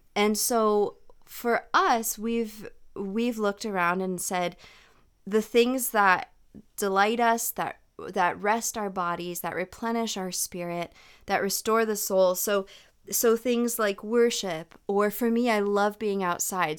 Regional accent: United States; I'm speaking as an American in the American culture

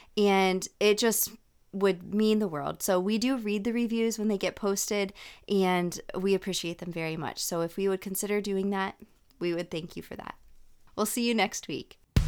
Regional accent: United States; I'm speaking as an American in the American culture

